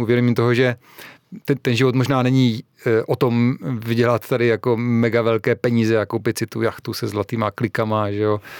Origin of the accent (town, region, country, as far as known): Czechia